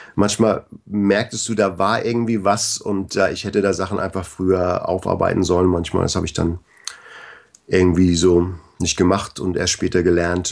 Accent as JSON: {"language": "German", "town": "Bad Segeberg", "region": "Schleswig-Holstein", "country": "Germany", "tie": "born or raised there", "also_born_or_lived": "Canada", "moved": "as an adult"}